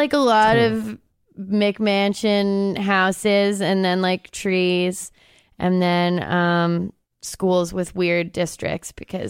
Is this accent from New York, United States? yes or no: no; Herndon, Virginia, United States; moved away; I'm from Herndon, Virginia.